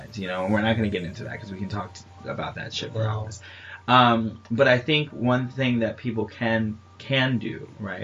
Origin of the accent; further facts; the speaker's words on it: New York, United States; I'm from New York